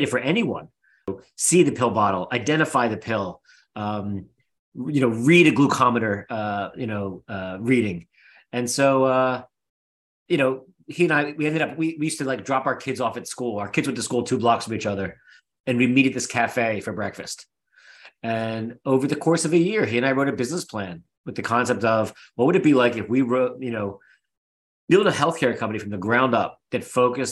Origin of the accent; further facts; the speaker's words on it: Philadelphia, Pennsylvania, United States; We're both from Philly